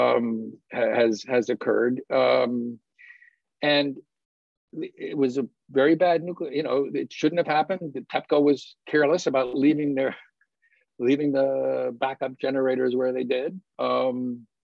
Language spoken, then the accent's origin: English; United States; as an American citizen